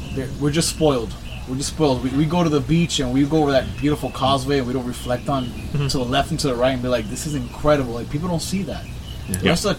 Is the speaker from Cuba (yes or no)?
yes; Havana, Cuba; now in Miami, United States; I was born in Cuba